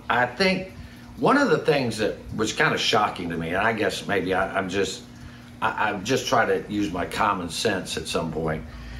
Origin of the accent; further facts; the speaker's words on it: the South, United States; I grew up in the South where gun control was hitting what you aim at.